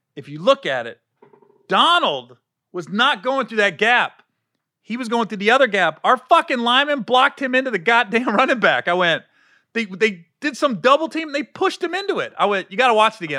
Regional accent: Cincinnati, Ohio, United States; I grew up in Cincinnati, too

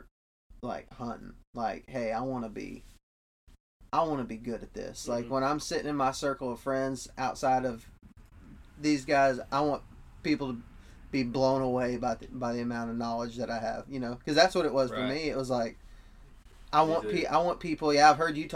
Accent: West Texas, United States; moved away; I'm from West Texas, and we have jackrabbits up there

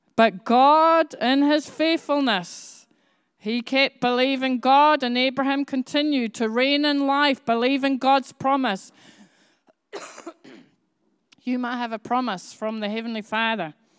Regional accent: Edinburgh, Scotland, United Kingdom; I grew up in Edinburgh, and the nearest city to me was called Glasgow.

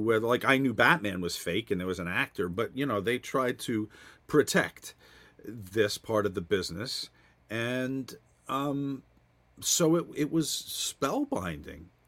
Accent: New Jersey, United States; I grew up in New Jersey

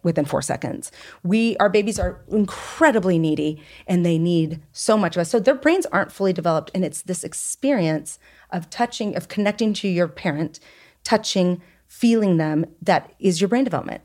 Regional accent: United States; also born or lived in France; I'm very American in my thinking.

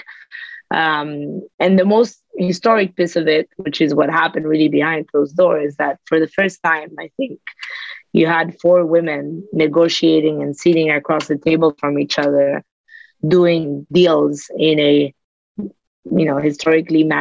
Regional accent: United States; being an American person

